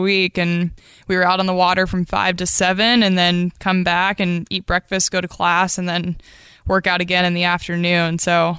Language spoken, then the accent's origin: English; Bird Creek, Alaska, United States; So I was born in Bird Creek, Alaska, and that's where I still call home today.